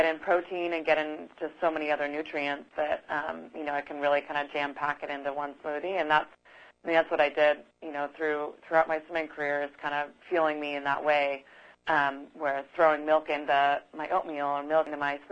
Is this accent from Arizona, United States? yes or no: yes; Tucson, Arizona, United States; I grew up in Tucson, Arizona.